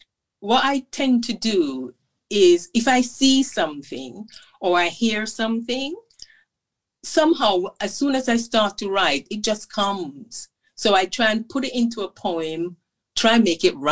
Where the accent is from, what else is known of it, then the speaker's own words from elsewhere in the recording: Jamaica; since I was growing up in Jamaica